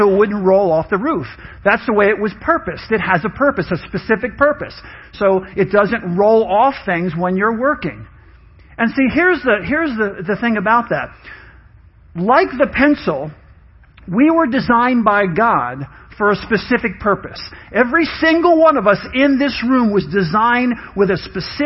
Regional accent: New York, United States; I grew up in New York with my mom.

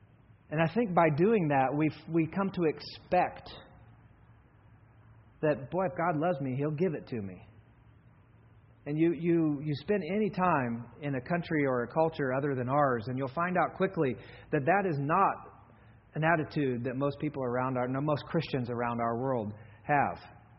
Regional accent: Kenya; You know, I grew up in Kenya.

